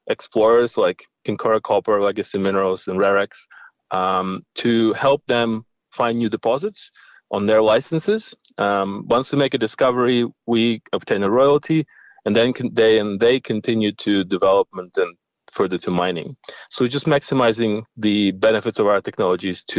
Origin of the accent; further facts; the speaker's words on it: Ukraine; moved away as an adult; also born or lived in Middle East / Russia / Sydney, Australia; I was born in Ukraine